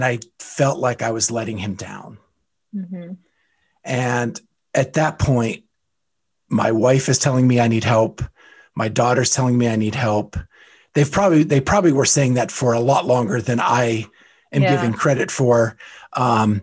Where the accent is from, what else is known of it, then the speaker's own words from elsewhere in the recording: Western Pennsylvania, United States; I grew up in Western Pennsylvania